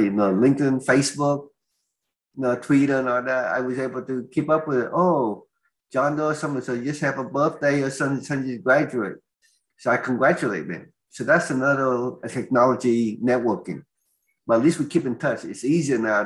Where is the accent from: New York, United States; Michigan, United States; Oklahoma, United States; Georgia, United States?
Oklahoma, United States; accent: Oklahoman; they claim I have an Oklahoman accent because I come from Oklahoma.